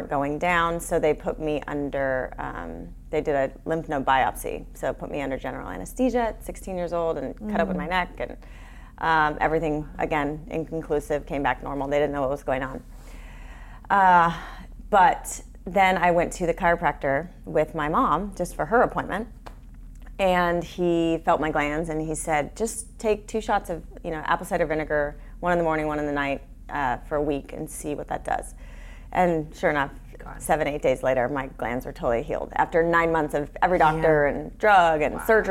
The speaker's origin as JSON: {"language": "English", "town": "Long Beach", "region": "California", "country": "United States", "tie": "born or raised there", "said": "I grew up in Long Beach"}